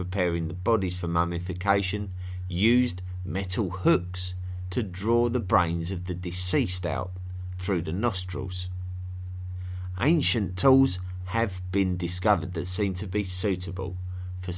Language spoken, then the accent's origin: English; England, United Kingdom; Personally, I come from England, which is well known as a country where the people love their tea.